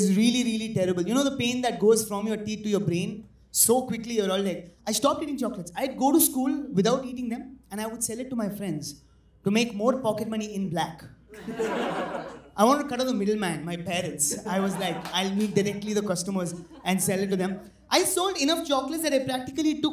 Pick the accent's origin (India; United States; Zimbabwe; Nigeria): India; Coonoor, Tamil Nadu; moved away; I come from a small town called Kunur. And my parents back in my hometown